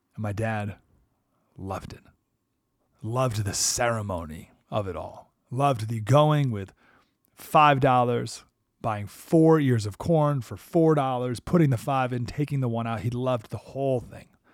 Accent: Skaneateles, New York, United States; moved away; my hometown, Skinny Atlas, New York

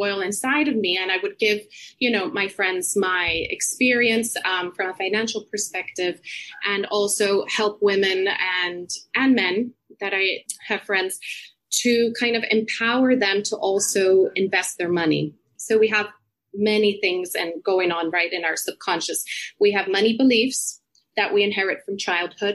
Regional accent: Puerto Rico; moved away as an adult; also born or lived in United States; now in London, United Kingdom; I grew up in Puerto Rico

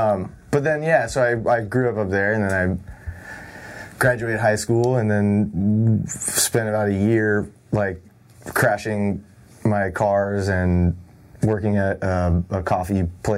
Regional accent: Bay Area, California, United States; moved away as an adult; now in Los Angeles, United States; I was born in L.A., but I grew up in the Bay Area.

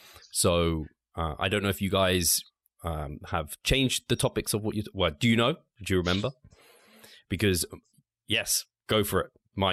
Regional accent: United Kingdom; I'm British anyway.

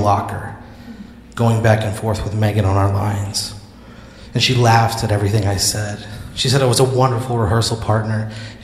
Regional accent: Dupo, Illinois, United States; now in Austin, United States; my hometown of Dupo, Illinois

